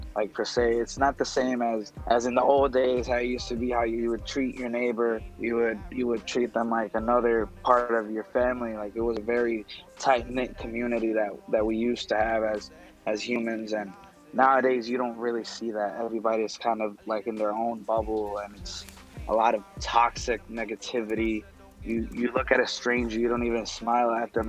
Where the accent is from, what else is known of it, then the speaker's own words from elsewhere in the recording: Puerto Rico; moved away as an adult; also born or lived in Chicago, Illinois; now in Illinois, United States; I'm actually from Puerto Rico. Yeah. So I've been here for like max of like five, six years.